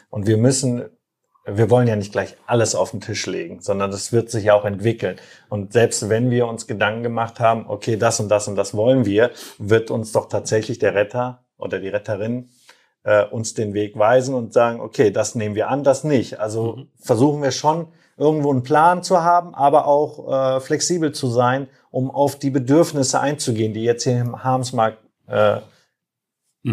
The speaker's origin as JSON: {"language": "German", "town": "Herford", "region": "North Rhine-Westphalia", "country": "Germany", "tie": "born or raised there", "also_born_or_lived": "Turkey", "said": "Aufgewachsen bin ich in Herford"}